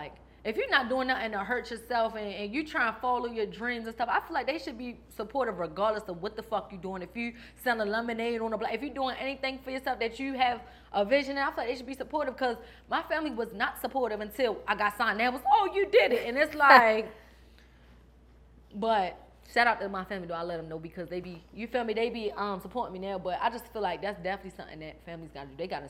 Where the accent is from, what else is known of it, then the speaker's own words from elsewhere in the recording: Baltimore, Maryland, United States; So I ain't going to lie, I thought I lost my accent. People be like, for real, because I be back and forth. I still go back to Baltimore, but I be in Cali, too.